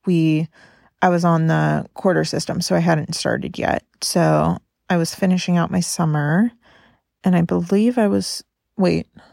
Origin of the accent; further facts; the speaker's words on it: Carmel, California, United States; now in Oregon, United States; We went to my hometown of Carmel, California to spend time with my family